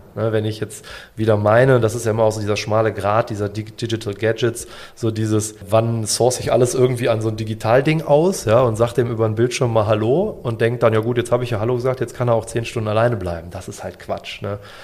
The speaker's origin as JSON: {"language": "German", "region": "Bavaria", "country": "Germany", "said": "bei uns in Bayern"}